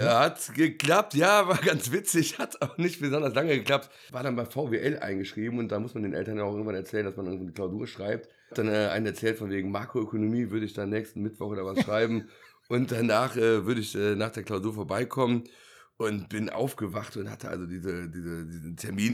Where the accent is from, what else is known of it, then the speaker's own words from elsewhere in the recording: Bonn, North Rhine-Westphalia, Germany; bin gebürtiger Bonner